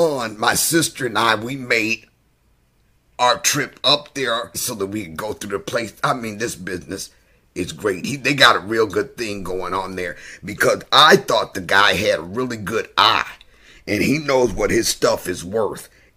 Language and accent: English; Michigan, United States; moved away; I moved back to Michigan